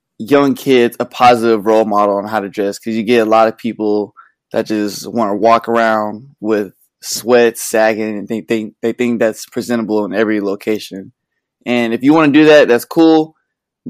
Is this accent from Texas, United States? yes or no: yes; Conroe, Texas, United States; I was born in Conroe. I just grew up with my mom, my grandma. It was a good little childhood. We moved in third grade.